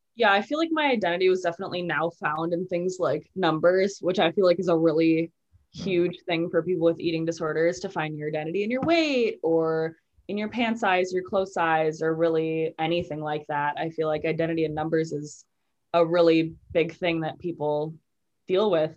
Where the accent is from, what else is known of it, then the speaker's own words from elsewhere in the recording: Waukegan, Illinois, United States; also born or lived in Kenosha, Wisconsin / Milwaukee, Wisconsin; I live in Waukegan, Illinois